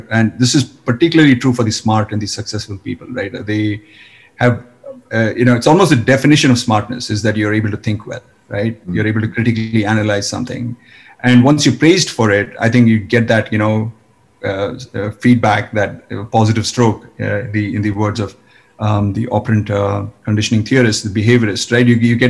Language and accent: English; India; Yes, in fact, yes.